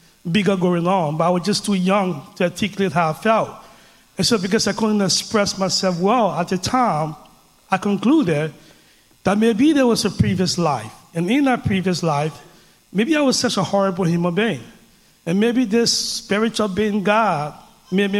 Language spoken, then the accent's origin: English; Liberia; now in Denver, United States; I grew up in a small West African country called Liberia.